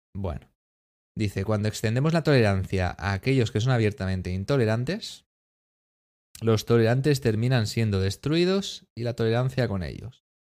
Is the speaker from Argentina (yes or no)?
no; Spain; España, somos los, los apestados un poquito